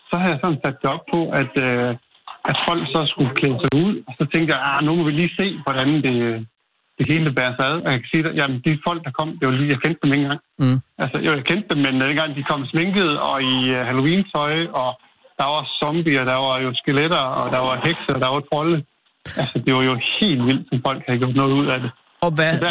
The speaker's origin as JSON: {"language": "Danish", "area": "Salling", "region": "Central Denmark Region", "country": "Denmark", "moved": "yes", "lives_now": "Løvel, Denmark", "said": "Nej, jeg er faktisk op fra Salingegn"}